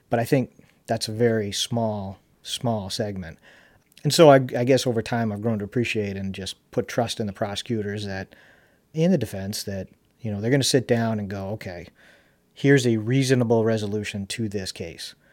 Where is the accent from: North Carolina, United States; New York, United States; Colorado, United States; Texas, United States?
North Carolina, United States; Charlotte; one of the fondest memories I have of us growing up in Charlotte and going to CCS